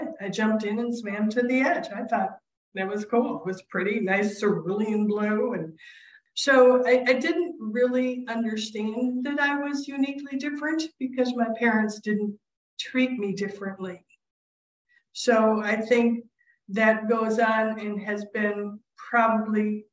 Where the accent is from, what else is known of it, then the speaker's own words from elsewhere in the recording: Clinton, Iowa, United States; first language sign language; English is a second language; both my brother and I learned how to speak at Mount St. Clair Academy in Clinton, Iowa